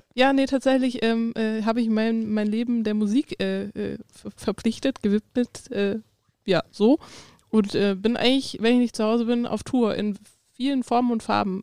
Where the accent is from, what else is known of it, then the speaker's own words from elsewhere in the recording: Darmstadt, Hesse, Germany; moved away; ich komme ja ursprünglich aus Darmstadt bei Frankfurt